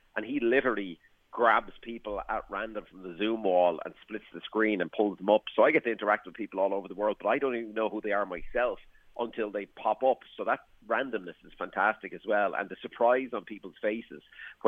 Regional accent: Waterford, Munster, Ireland; I come from Waterford

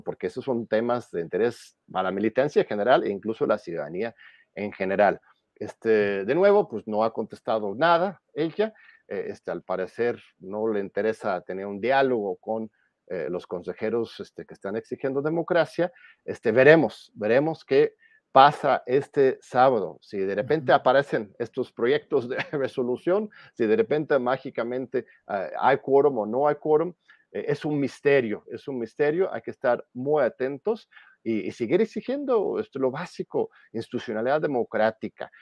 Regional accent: Mexico; como pueblo mexicano

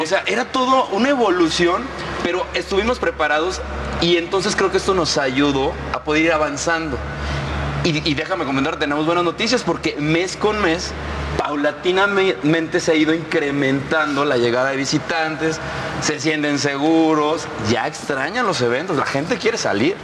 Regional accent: Guanajuato, Mexico; yo crecí en Guanajuato capital

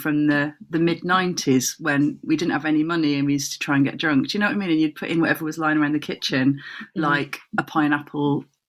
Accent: South West England, United Kingdom; Cornwall. Anyway, so we went to the Penventon Hotel in Redruth for a disco

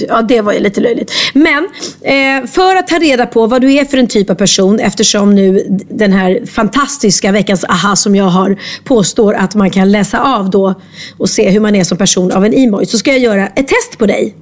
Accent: Sweden

